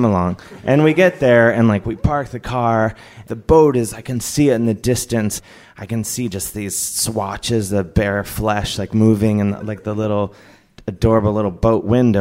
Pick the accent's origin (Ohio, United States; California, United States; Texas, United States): Ohio, United States; Cleveland; I grew up in Cleveland.